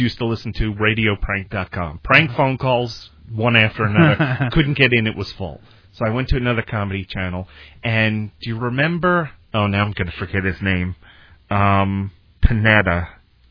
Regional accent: Long Island, New York, United States; I'm from Long Island.

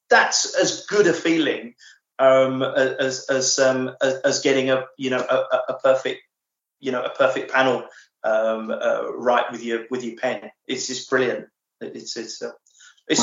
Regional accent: England, United Kingdom; I'm English

